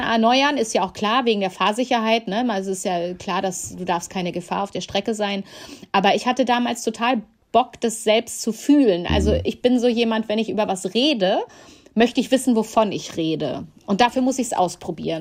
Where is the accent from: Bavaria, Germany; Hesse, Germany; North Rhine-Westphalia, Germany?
North Rhine-Westphalia, Germany; Ahlen; moved away; in meiner alten Heimat im Münsterland